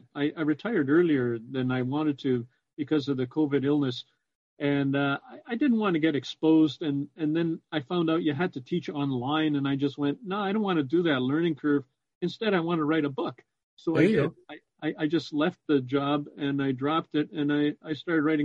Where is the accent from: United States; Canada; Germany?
Canada; Toronto, Ontario; now in Windsor, Canada; I was born in Toronto. I pronounce it Trana, T-R-A-W-N-A